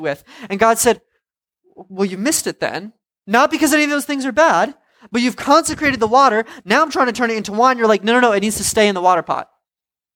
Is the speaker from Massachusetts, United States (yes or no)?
no; Providence, Rhode Island, United States; I'm from Providence.